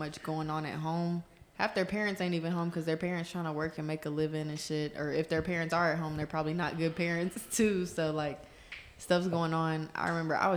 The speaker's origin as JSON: {"language": "English", "region": "Louisiana", "country": "United States", "tie": "born or raised there", "also_born_or_lived": "Washington, D.C.", "moved": "as an adult", "said": "I'm from Louisiana. It's racist as hell down there"}